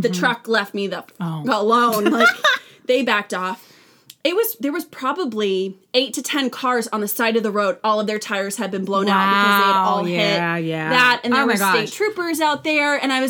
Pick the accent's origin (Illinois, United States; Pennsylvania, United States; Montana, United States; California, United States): California, United States; Vacaville; now in Nashville, United States; I grew up in a small, like modest, like there's like 100,000 people in Vacaville